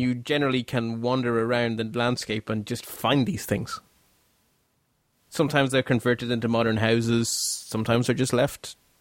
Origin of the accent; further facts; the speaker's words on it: Ireland; we're Irish